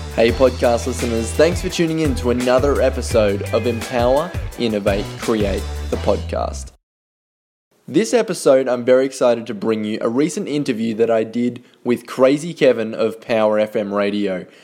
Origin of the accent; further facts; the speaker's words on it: Toowoomba, Queensland, Australia; growing up in the Toowoomba business community